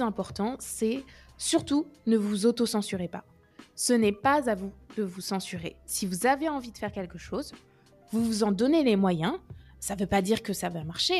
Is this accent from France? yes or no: yes; Orléans, Centre-Val de Loire, France; moved away as an adult; also born or lived in Lyon / Nice / Rennes; now in Paris, France; je suis d'Orléans à la base. J'ai fait ma prépa à Orléans. Je suis restée là-bas